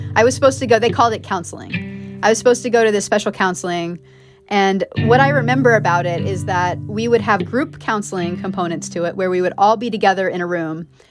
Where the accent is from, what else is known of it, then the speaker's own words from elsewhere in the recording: between Dallas and Fort Worth, Texas, United States; also born or lived in Miami Beach, Florida; growing up in Texas in the suburb where I grew up